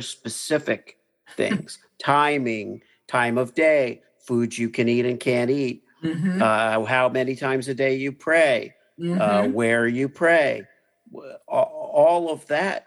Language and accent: English; Miami, Florida, United States; I grew up in Miami, which I thought was a wonderful place to kind of grow up